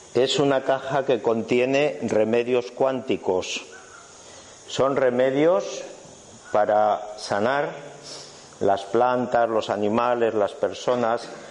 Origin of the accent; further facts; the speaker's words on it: Spain; soy español